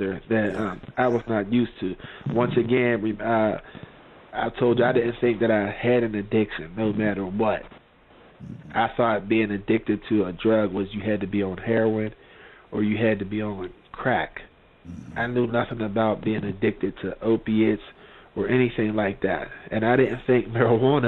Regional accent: McKeesport, Pennsylvania, United States; I was born and raised in McKeesport, PA

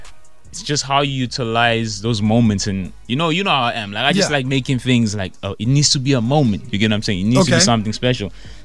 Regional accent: South Africa; also born or lived in France; born overseas in France, relocated back to South Africa, and then pursued a career in music.

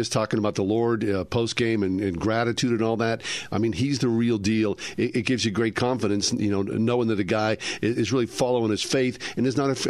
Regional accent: Swissvale, Pennsylvania, United States; I grew up in Swissvale, for goodness sake.

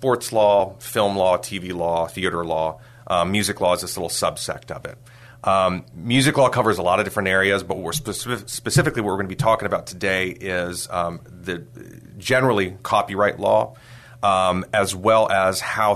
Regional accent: San Antonio, Texas, United States; I grew up here in San Antonio.

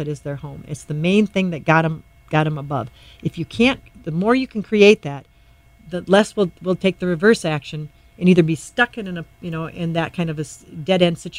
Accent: Doland, South Dakota, United States; now in Sioux Falls, United States; I grew up in Dolan, South Dakota.

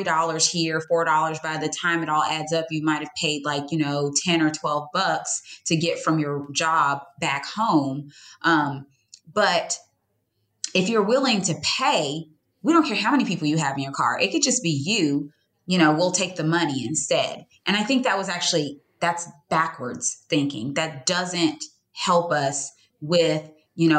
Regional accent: Georgia, United States; I'm born and raised in Georgia

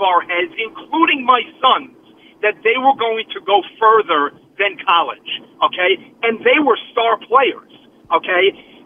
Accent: New York City, New York, United States; now in Westwood, New Jersey, United States; I'm 55, and I grew up in Brooklyn

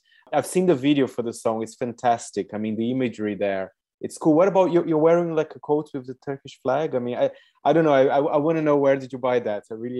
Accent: Brazil; Of course, I'm Brazilian.

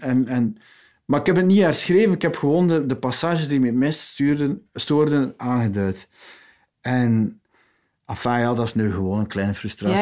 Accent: West Flanders, Belgium; ik ben een West-Vlaming

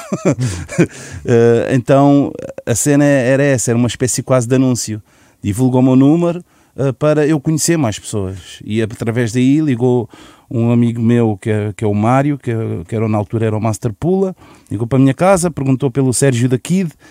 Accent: Lisbon, Portugal; Eu, eu pessoalmente só saí de Chelas

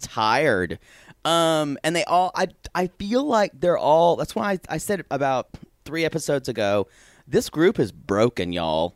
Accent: South Carolina, United States; that's the environment where I grew up.

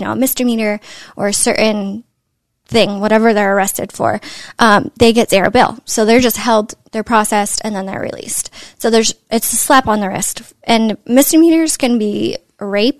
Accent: Northern California, United States; I'm from Northern California, and San Francisco was in my backyard

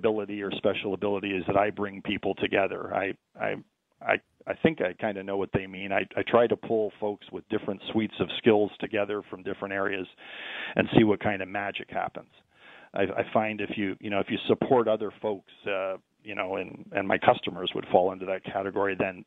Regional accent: St. Catharines, Ontario, Canada; in my hometown, St. Catharines

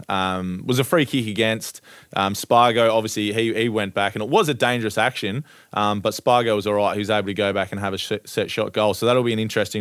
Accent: Ardrossan, South Australia, Australia; my hometown of Ardrossan on the Eyre Peninsula in South Australia

